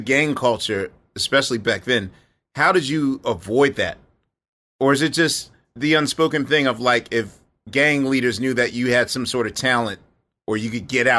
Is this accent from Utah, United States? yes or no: no; Philadelphia, Pennsylvania, United States; I'm from West Philly, yes.